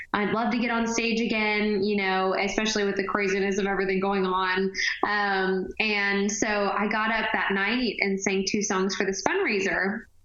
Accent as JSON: {"language": "English", "region": "Texas", "country": "United States", "tie": "born or raised there", "moved": "yes", "lives_now": "Nashville, United States", "said": "I grew up in the Texas Opry, so my dad and I would actually sing the duet all the time ever since I was like 10, 11 years old."}